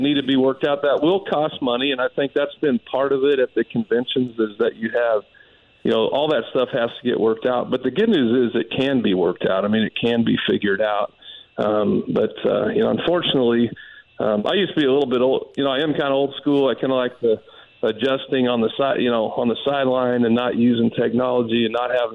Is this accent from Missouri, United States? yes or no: no; Denver, Colorado, United States; moved away; growing up in Denver, being a Denver Broncos fan